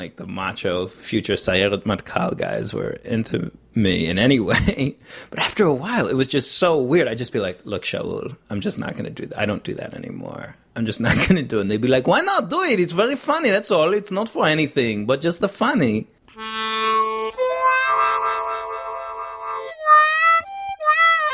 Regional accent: New York City, New York, United States; I was from Greenwich Village. I had been an actor all through my childhood.

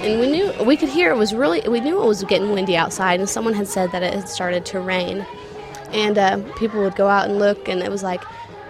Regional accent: Hoisington, Kansas, United States

